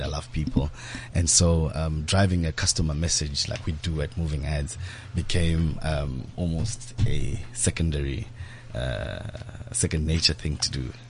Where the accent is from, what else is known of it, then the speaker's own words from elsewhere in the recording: Zimbabwe; I grew up in Zimbabwe